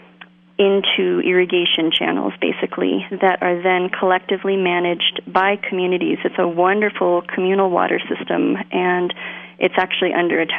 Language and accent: English; Colorado, United States; also born or lived in California; now in New Mexico, United States; I was born in Colorado. I didn't grow up farming. I grew up in Colorado, California, and I have only been in New Mexico about 8 years now.